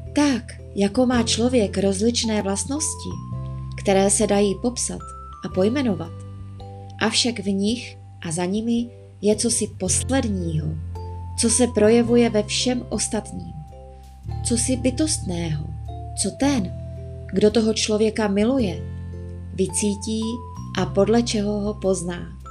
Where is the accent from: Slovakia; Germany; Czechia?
Czechia; Moravia; moved away as an adult; now in Prague, Czech Republic; Pocházím z Moravy, v Praze bydlím třetím rokem.